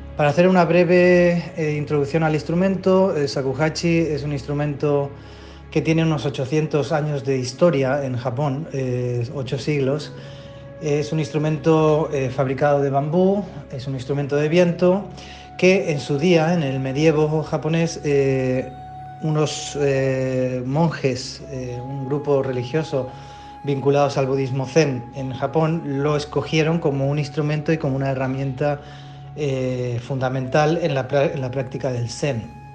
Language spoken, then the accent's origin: Spanish; Spain; moved away as an adult; also born or lived in Argentina / Japan; con mi familia eh, nos, mudamos a España, fue el país donde me crié, eh, hasta los aproximadamente 20 años